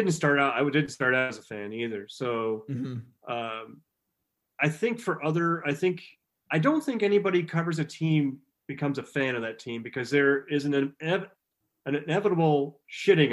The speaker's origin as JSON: {"language": "English", "town": "Dubuque", "region": "Iowa", "country": "United States", "tie": "born or raised there", "said": "We grew up in Dubuque"}